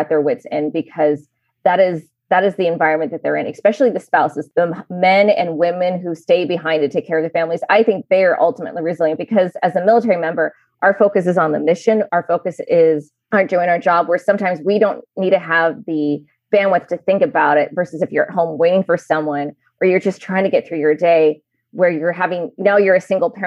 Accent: United States; moved away as an adult; now in Japan; as an American work on an American base

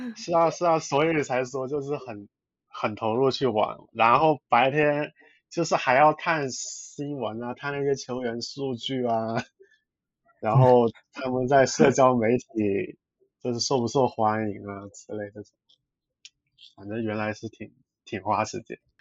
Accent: Hong Kong; 我其实是香港人来的，然后原来做的工作其实就很普通的一，那种文，做，做文书的职位

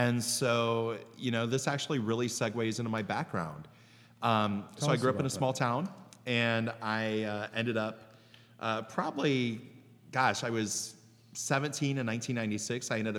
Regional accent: Canal Fulton, Ohio, United States; also born or lived in Cleveland, Ohio; now in Columbus, United States; It's by Maslin. Yeah. And my hometown was so small that one year they had mules that pulled the canal boat up and down the canal.

